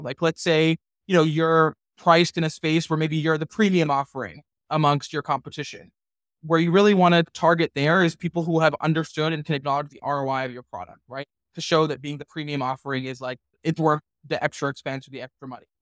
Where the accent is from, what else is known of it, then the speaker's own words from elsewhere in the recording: Texas, United States; moved away as an adult; also born or lived in Washington, D.C.; I grew up in Texas